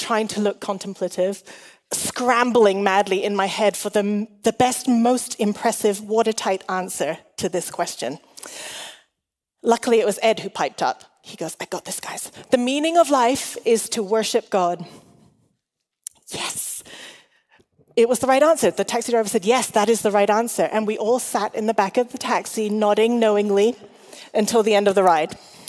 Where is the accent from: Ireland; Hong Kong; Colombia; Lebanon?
Hong Kong; also born or lived in Australia / England; I was an international school kid. I'm Chinese and Welsh. I grew up in Hong Kong like Ben, but I didn't get to meet the Chases until just a couple of years ago. I grew up in Hong Kong, I've lived in Australia, England, and now I'm here.